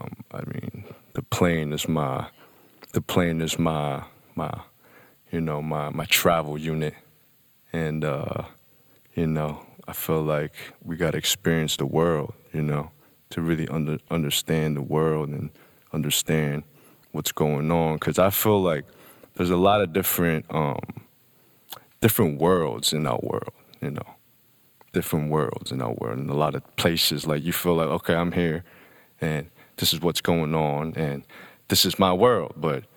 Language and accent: English; Hong Kong; also born or lived in United Kingdom / Shanghai; now in Los Angeles, United States; Yeah, I grew up in Hong Kong, you know what I mean? Most of my younger days, and then I moved to the UK. Was there for a while, and then I moved to Shanghai, and was there for a while. And now I'm in LA.